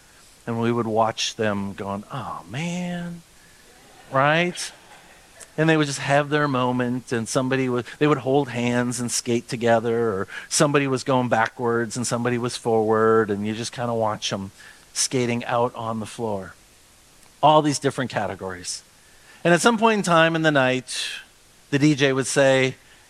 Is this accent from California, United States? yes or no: no; Austin, Minnesota, United States; when I was growing up in Austin, Minnesota